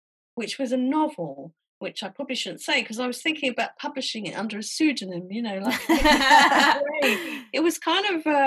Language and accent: English; Southampton, South East England, United Kingdom; moved away as an adult; also born or lived in Leeds / London; I grew up in Southampton, which is a very small town on the South Coast.